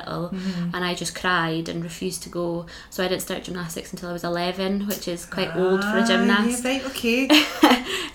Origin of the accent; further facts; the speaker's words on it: Aberdeenshire, Scotland, United Kingdom; I'm from Aberdeenshire originally, which is one of the flattest parts of Scotland